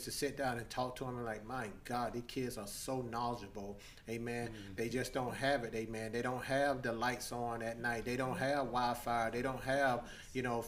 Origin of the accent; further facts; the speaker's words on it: United States; where we're from Long County, amen, it's a little small town